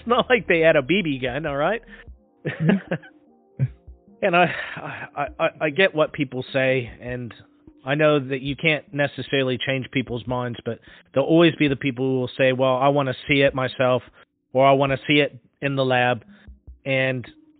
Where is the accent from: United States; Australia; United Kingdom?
United States; Pacific Northwest; moved away; I'm from the Pacific Northwest originally